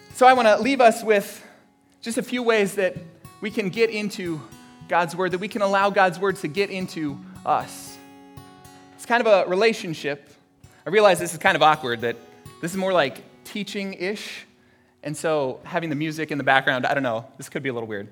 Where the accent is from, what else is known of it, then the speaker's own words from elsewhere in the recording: Florida, United States; my family, uh, growing up in Florida